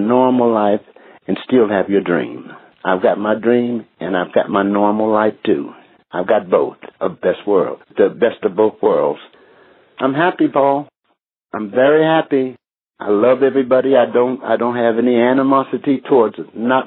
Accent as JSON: {"language": "English", "country": "United States", "also_born_or_lived": "England / Amsterdam", "moved": "as an adult", "lives_now": "United Kingdom", "said": "Being American. That's what I'm proud"}